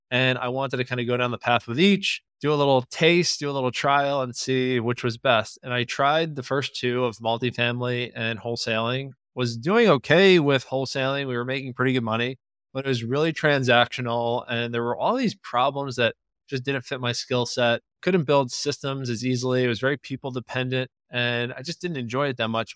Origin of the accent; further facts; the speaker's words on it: Long Island, New York, United States; I grew up in Long Island